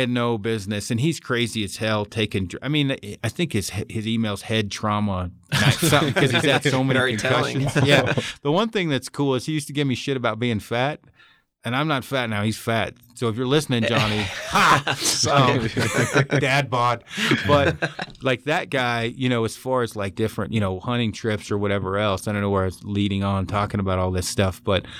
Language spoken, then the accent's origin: English; Oregon, United States; Now, I'm from Oregon originally.